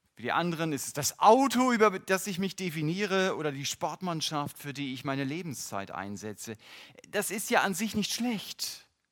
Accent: North German coast, Northern Germany, Germany; Ich bin an der norddeutschen Küste groß geworden

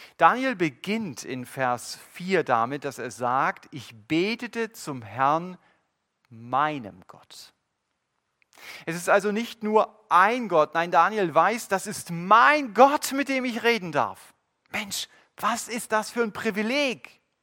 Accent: Germany; Wir als Deutsche

